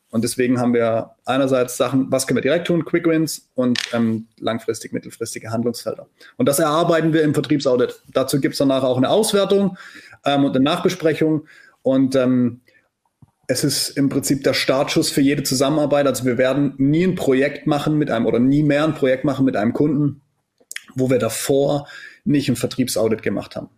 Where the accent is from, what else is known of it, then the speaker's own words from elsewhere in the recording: Black Forest, Baden-Württemberg, Germany; moved away as an adult; also born or lived in near Stuttgart; ich komme aus dem Schwarzwald